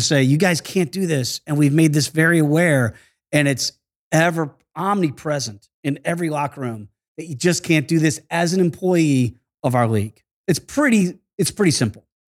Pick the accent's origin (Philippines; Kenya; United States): United States; Virginia Beach, Virginia; also born or lived in New York; grew up in Virginia Beach after we moved down from New York